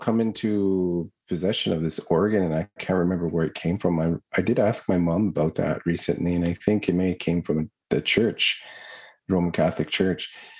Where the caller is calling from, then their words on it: Attawapiskat, Ontario, Canada; Well, I'm at home today in Attawapiskat. I'm in my little studio.